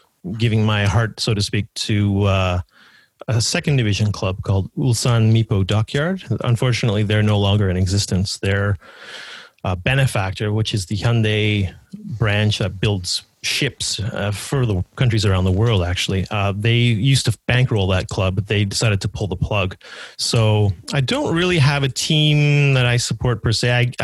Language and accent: English; Vancouver, British Columbia, Canada; moved away as an adult; also born or lived in United Kingdom / South Korea; now in Toronto, Canada; I'm from Vancouver, Canada, originally, but I'm currently living in Toronto.